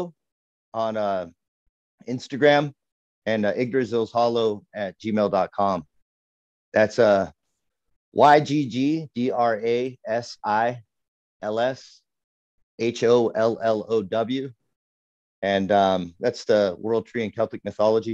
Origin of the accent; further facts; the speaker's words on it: California, United States; I grew up in California